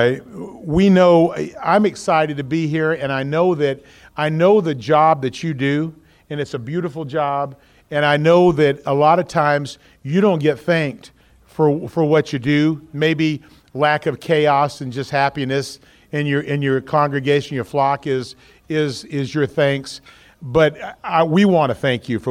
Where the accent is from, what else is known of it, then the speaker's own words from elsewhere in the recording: Georgia, United States; moved away; also born or lived in Texas; I'm actually from Georgia, and I spent a lot of time in Texas, too